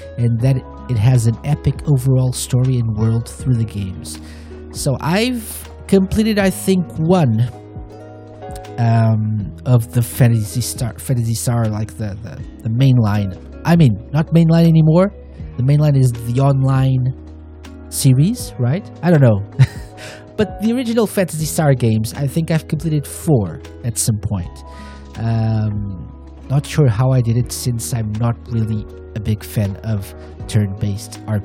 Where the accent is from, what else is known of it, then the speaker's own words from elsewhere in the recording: Portugal; fellow Portuguese PTPT crew